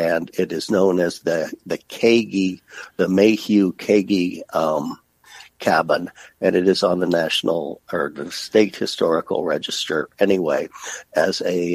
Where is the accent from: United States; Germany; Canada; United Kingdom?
United States; Nebraska City, Nebraska; also born or lived in Julian, Nebraska; I grew up in Nebraska City, which is a county seat town of about 7,000 people.